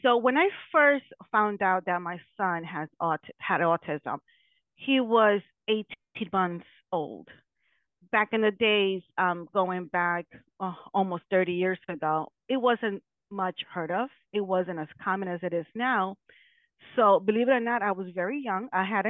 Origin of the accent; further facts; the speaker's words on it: Connecticut, United States; also born or lived in New York; I am from Connecticut, but formerly I was living in New York.